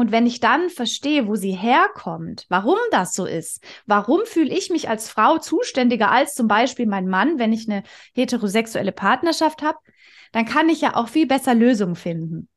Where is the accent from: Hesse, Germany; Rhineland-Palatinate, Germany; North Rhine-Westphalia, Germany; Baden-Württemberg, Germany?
Baden-Württemberg, Germany; near Stuttgart; also born or lived in Konstanz / Vienna; ich bin äh, aus der Nähe von Stuttgart, da bin ich auch schon geboren, habe zwischenzeitlich mal in Konstanz und Wien gelebt